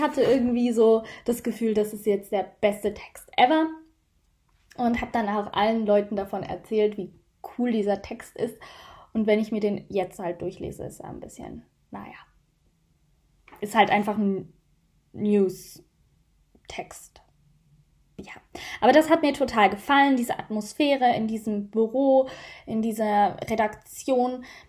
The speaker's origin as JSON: {"language": "German", "country": "Switzerland", "said": "mit 16 schließt man bei uns in der Schweiz die Schule ab"}